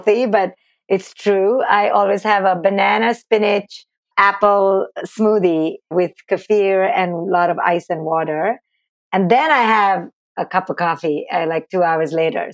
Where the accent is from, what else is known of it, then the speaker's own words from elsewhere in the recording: India; moved away as an adult; now in United States; I grew up in India